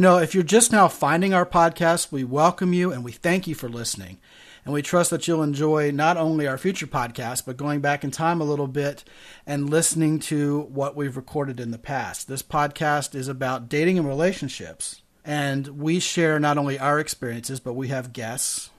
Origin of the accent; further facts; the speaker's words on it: Baltimore, Maryland, United States; also born or lived in Arizona; now in San Antonio, United States; I am originally from Baltimore, Maryland.